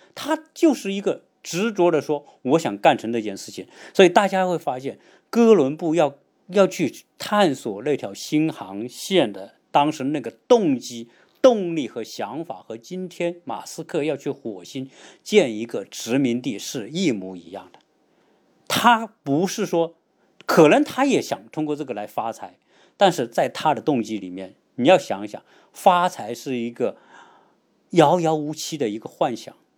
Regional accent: China; 我们中国人

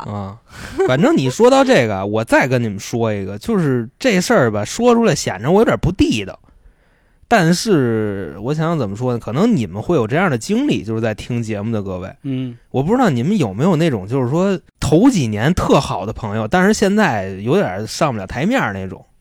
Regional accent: Xuanwu, Beijing, China; 我炫舞的

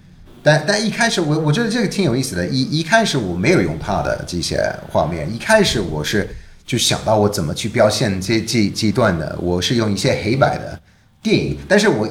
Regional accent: United Kingdom; Chinese is a second language; 我当然我是英国人嘛，我从小就知道泰坦尼克号

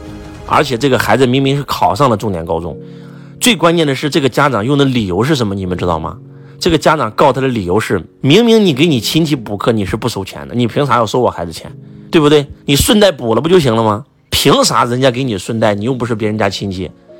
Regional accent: China; 敬天法祖是我们中国人的信仰

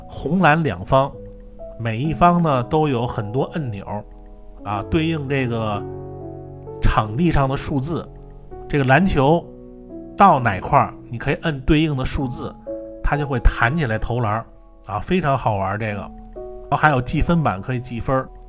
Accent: Beijing, China; 我是北京的

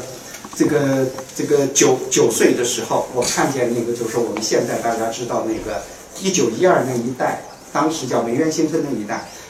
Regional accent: China; 因为我们中国人讲这种，啊，沧桑讲经常讲就是一个甲子

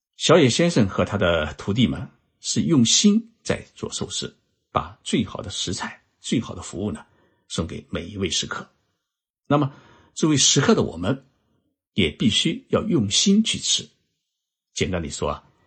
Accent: China; now in Japan; 能够在我们中华人民共和国成立七十周年之前到日本研修考察

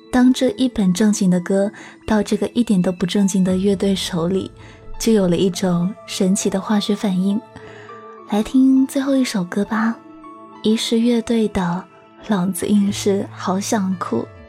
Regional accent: Guangdong, China; 那时候我刚回广东，我听不懂爸爸妈妈的粤语

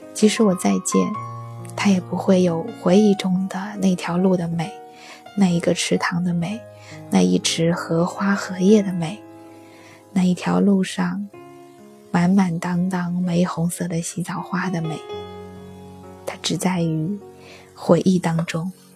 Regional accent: on the Yangtze River, southern China, China; 我是南方人 我的家乡就在长江边上

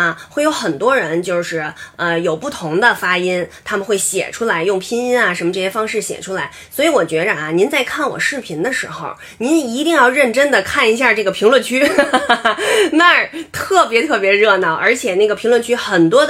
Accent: Beijing, China; accent: Beijing dialect; 我们打小在北京长大的哈，那我们说的话肯定就是北京话呀。

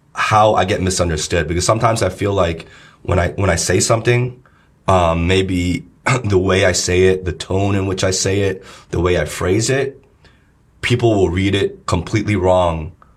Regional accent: New Jersey, United States; moved away as an adult; also born or lived in Los Angeles, United States; now in China; growing up in New Jersey

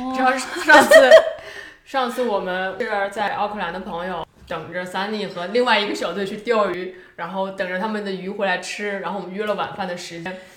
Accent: Liaoning, China; moved away as an adult; also born or lived in Beijing; 我老家是在，呃，辽宁嘛

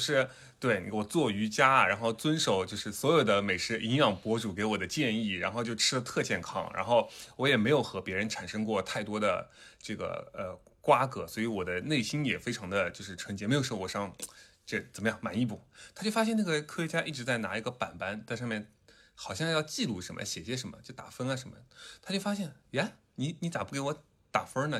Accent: southern China, China; accent: southern; 有很多的听众嘲笑我的南方口音

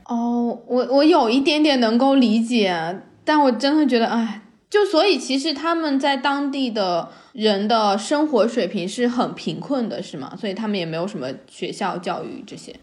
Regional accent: China; 他们知道我是中国人

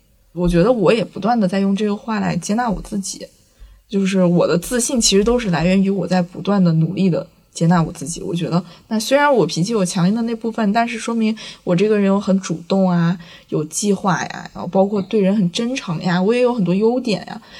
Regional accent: Northeast China, China; 在座是不是只有我一个东北人

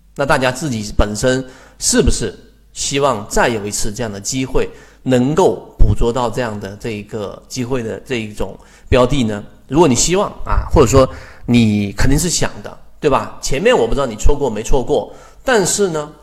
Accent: China; 我们中国人

